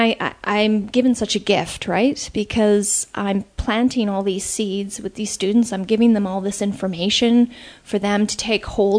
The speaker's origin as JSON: {"language": "English", "country": "Canada", "also_born_or_lived": "United States", "said": "I'm Canadian."}